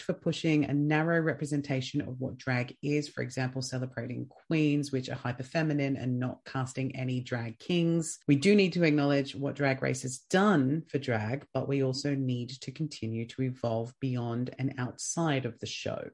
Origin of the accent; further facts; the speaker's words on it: Australia; being Australian, being an Australian podcast